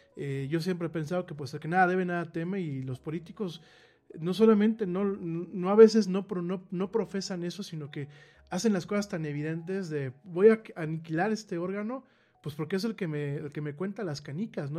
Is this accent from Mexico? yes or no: yes; Mexico